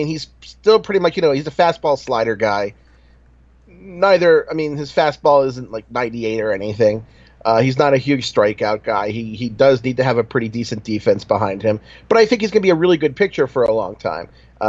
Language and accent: English; Baltimore, Maryland, United States; I'm from Baltimore, remember?